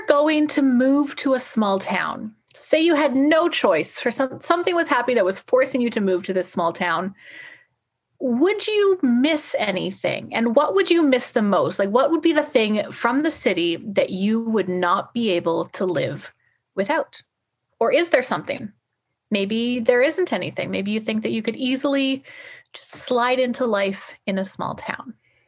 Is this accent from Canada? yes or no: yes; Nelson, British Columbia, Canada; now in Vancouver, Canada; they know I'm from Nelson. And I kind of enjoy that. I like that connection to my hometown.